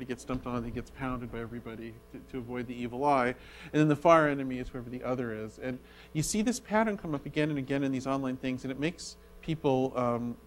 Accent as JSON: {"language": "English", "town": "Berkeley", "region": "California", "country": "United States", "tie": "born or raised there", "said": "Berkeley, from my hometown"}